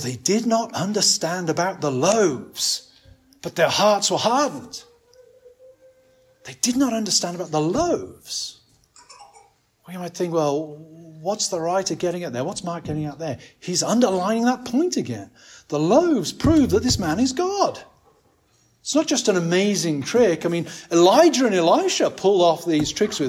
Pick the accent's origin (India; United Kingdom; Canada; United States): United Kingdom; England; as an Englishman